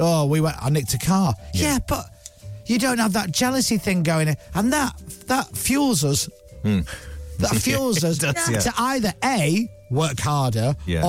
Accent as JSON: {"language": "English", "country": "United Kingdom", "said": "That's what we're like as British people."}